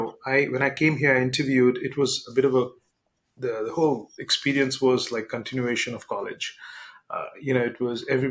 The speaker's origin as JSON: {"language": "English", "country": "India", "tie": "born or raised there", "moved": "as an adult", "lives_now": "United States", "said": "I grew up in India. I got my undergraduate degree in computer engineering in India."}